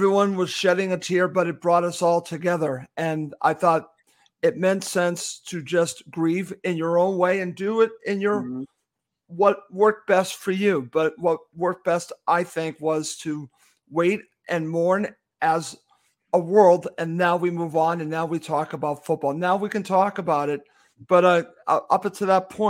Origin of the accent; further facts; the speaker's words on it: United States; I'm American